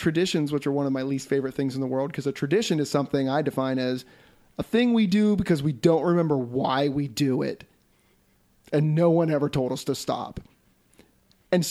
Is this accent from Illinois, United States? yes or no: no; Greenville, Pennsylvania, United States; I grew up in Greenville, Pennsylvania, a very small farm town